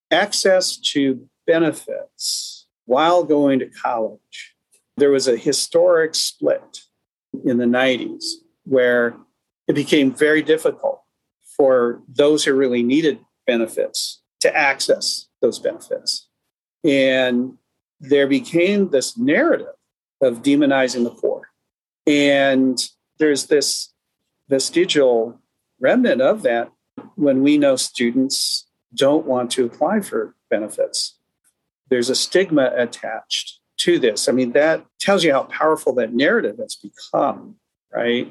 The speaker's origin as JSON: {"language": "English", "town": "Seattle", "region": "Washington", "country": "United States", "tie": "born or raised there", "said": "I was born in the Asian American part of Seattle called Beacon Hill. And I can remember when mom and dad tried to find a house to buy outside of Beacon Hill"}